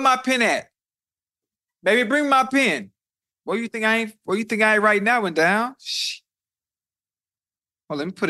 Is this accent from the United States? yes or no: yes; the South, United States; I'm from the South, so I don't know how it was with you.